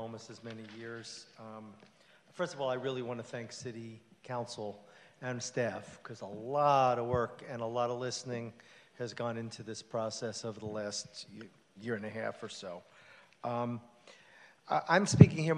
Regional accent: New York, United States; now in West Hollywood, United States; I grew up in New York, and my family was all labor organizers.

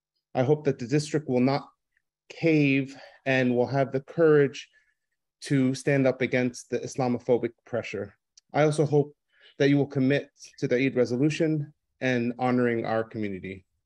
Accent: United States; also born or lived in San Francisco; small business owner in San Francisco and a parent of two girls. Again, as a Muslim growing up in America, I've always had this feeling of being left out.

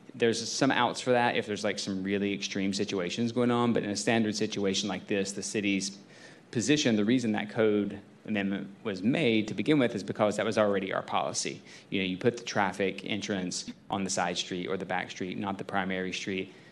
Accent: the South, United States; moved away; I'm from the South

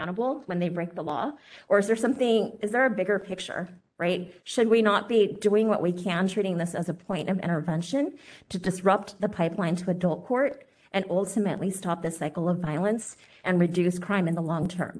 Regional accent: San Francisco, California, United States; I was born here in San Francisco, and until age 10, I was raised in the Excelsior District.

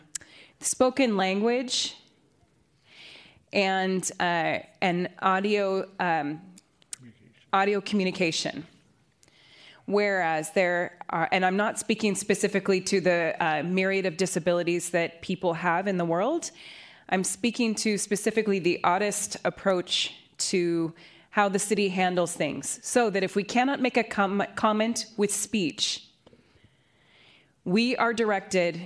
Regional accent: San Francisco, California, United States; I was born and raised in San Francisco

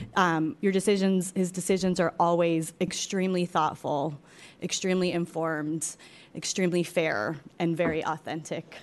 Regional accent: San Francisco, California, United States; born and raised in San Francisco, where I still live

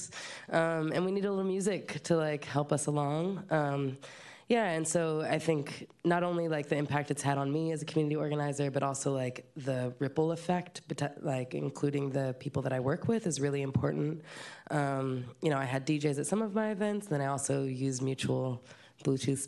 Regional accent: San Francisco, California, United States; born and raised in the Mission Excelsior

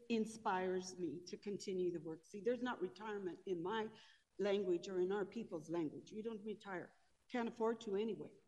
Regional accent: Denver, Colorado, United States; I grew up in the Denver, quite frankly, in East Denver, Five Points and Cole, where my family grew up.

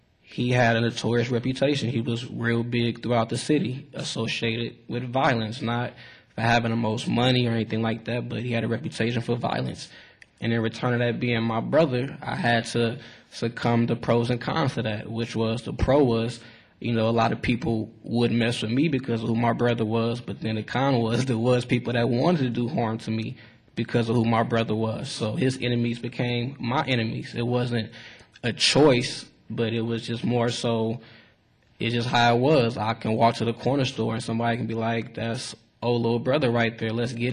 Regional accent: Richmond, California, United States; I grew up in the city of Richmond, right across the Bay Bridge

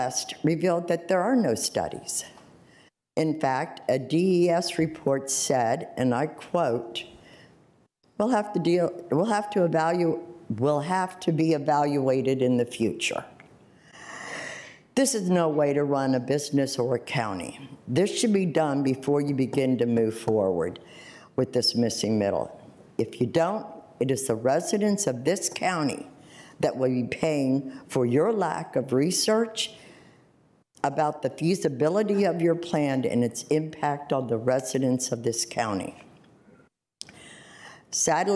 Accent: Arlington, Virginia, United States; I grew up in Arlington and have lived most of my life in the Westover area

